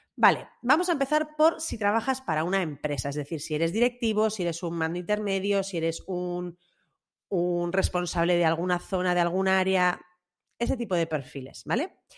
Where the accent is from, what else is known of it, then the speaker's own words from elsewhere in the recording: Bilbao, Basque Country, Spain; a los que somos de Bilbao